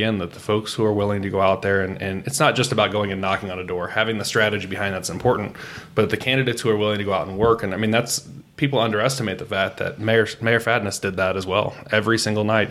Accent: Greenwood, Indiana, United States; now in Noblesville, United States; I was born and raised in Greenwood

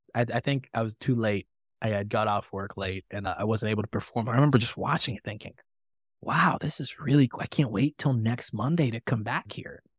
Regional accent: Tanzania; moved away; I grew up in Tanzania, East Africa

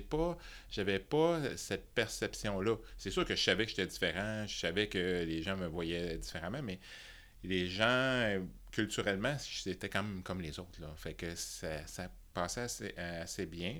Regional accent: Thetford Mines, Quebec, Canada; also born or lived in Toronto; Je suis né à Toronto, et, mais ah, j'ai été, élevé à, Tetford Mines de toutes les places

